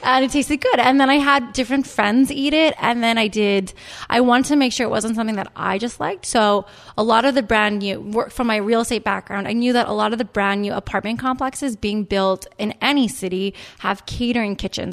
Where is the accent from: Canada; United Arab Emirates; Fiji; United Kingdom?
Canada; moved away as an adult; also born or lived in New York; now in United States; I'm Canadian. I went to business school in Canada, and then I moved to New York